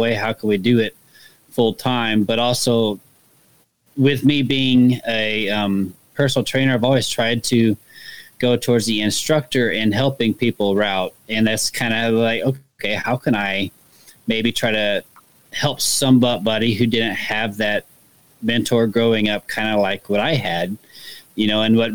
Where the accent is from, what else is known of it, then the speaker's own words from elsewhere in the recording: Kansas City, Missouri, United States; I'm from Kansas City, Missouri, so I'm here in the Midwest.